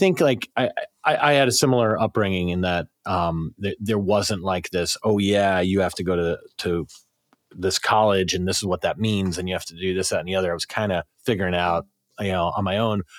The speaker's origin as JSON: {"language": "English", "region": "South Carolina", "country": "United States", "tie": "born or raised there", "said": "I grew up in South Carolina"}